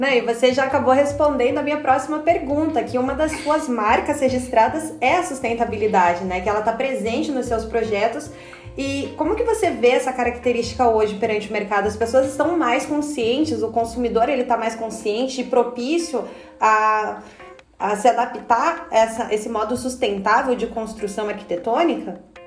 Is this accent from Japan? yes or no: yes; Japan; E eu, como japonesa